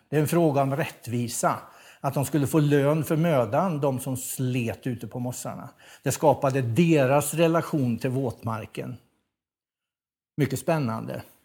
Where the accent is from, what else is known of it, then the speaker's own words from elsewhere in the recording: Värmland, Sweden; som värmlänning